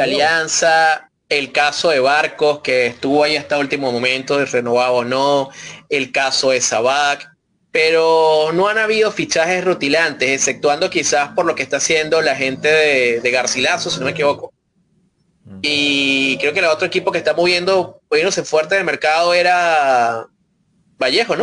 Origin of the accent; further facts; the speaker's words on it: Venezuela; nosotros como venezolanos